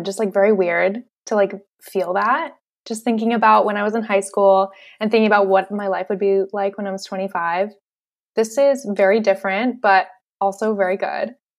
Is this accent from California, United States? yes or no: no; Western Massachusetts, United States; moved away as an adult; now in San Diego, United States; I'm from Massachusetts, grew up Western Mass